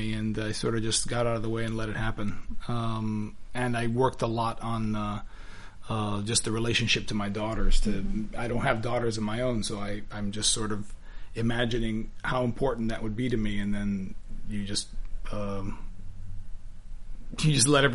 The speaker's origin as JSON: {"language": "English", "town": "Miami", "region": "Florida", "country": "United States", "said": "I'm Cuban from Miami"}